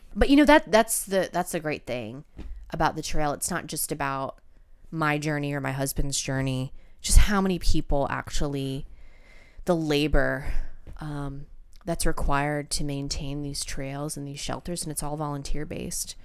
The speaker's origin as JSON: {"language": "English", "region": "Georgia", "country": "United States", "said": "I'm from Georgia."}